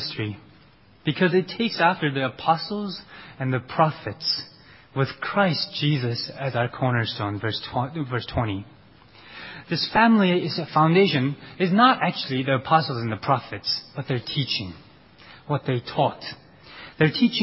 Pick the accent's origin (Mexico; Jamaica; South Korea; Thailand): South Korea; moved away; also born or lived in United States; Koreans are a very distinct group of people. And I had to tell people again and again in U.S. that we're different from the Chinese